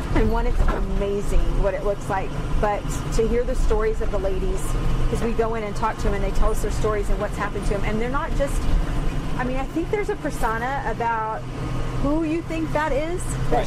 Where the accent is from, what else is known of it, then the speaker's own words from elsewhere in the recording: Kilgore, Texas, United States; moved away as an adult; also born or lived in Dallas, Texas; now in Farmington, United States; I was born in Dallas, grew up in East Texas in Kilgore, Texas.